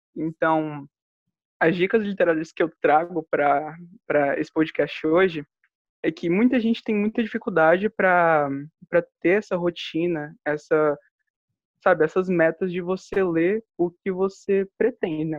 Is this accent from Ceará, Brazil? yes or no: no; Brasília, Federal District, Brazil; sou de Brasília